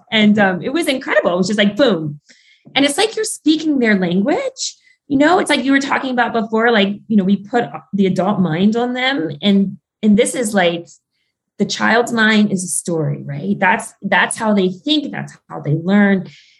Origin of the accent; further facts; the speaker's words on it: Ireland; Like I'm Irish in the stories in Ireland are almost like so similar to the stories in the Arctic.